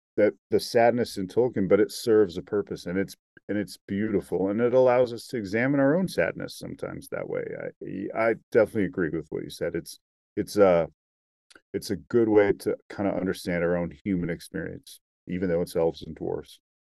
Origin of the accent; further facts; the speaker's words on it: Salt Lake City, Utah, United States; I'm from Salt Lake City